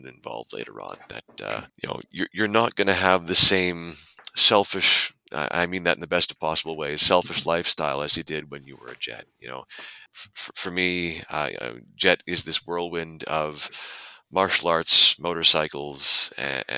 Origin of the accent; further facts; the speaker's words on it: Canada; moved away as an adult; also born or lived in Japan; I'm Canadian